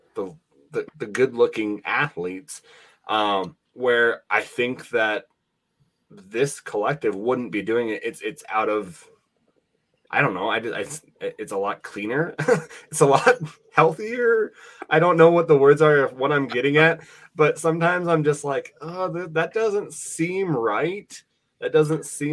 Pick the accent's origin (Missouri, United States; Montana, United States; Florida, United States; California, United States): Montana, United States; Laurel; now in Wyoming, United States; I grew up in Montana. I live in Wyoming. And so, you know, I grew up in Laurel, Montana.